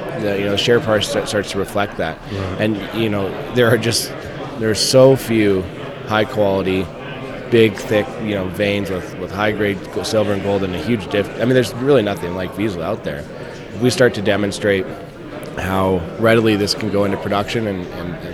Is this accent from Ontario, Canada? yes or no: no; Vancouver, British Columbia, Canada; I grew up in Vancouver.